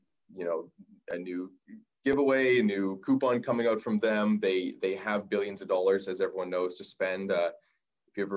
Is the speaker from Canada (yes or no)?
yes; Vernon, British Columbia, Canada; moved away as an adult; now in Victoria, Canada; I'm actually from Vernon myself, so I'm pretty familiar with the area